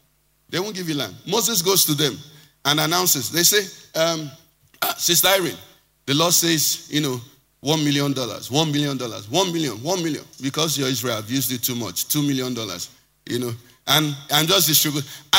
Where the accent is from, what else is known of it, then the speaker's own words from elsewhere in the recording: Nigeria; Yes, I'm born a Nigerian